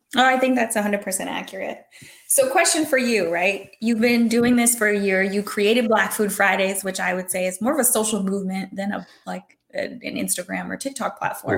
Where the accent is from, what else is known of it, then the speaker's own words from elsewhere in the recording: Hawaii, United States; I'm from Hawaii